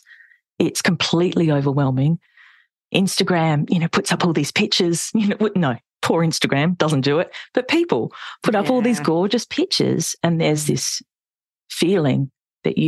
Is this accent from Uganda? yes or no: no; Adelaide, South Australia, Australia; born and bred in Adelaide